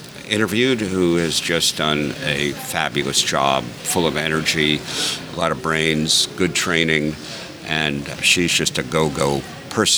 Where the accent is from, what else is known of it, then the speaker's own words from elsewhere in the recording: New York, United States; I'm a New Yorker